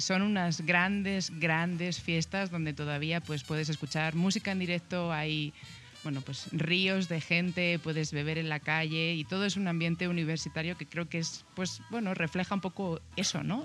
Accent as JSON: {"language": "Spanish", "town": "Segovia", "region": "Castile and León", "country": "Spain", "said": "es la sierra que comunica Madrid con Segovia, de donde yo soy"}